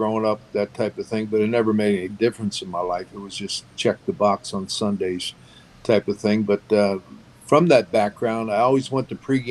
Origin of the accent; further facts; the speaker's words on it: Bethlehem, Pennsylvania, United States; also born or lived in Philadelphia; I grew up in an old steel mill town, Bethlehem, Pennsylvania